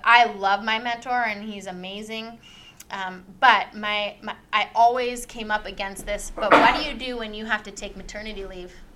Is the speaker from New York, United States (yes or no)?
no; Davenport, Washington, United States; moved away as an adult; also born or lived in California; I grew up in Davenport, small town